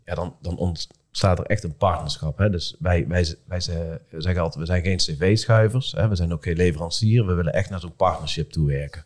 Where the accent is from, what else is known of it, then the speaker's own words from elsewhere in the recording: Eindhoven, North Brabant, Netherlands; accent: soft G; now in Son, Netherlands; ik heb een zachte G, ik kom hier uit Eindhoven